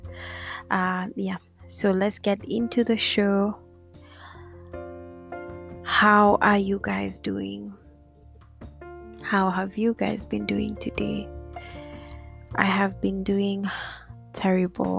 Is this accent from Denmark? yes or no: no; Kenya; Kenya, my hometown.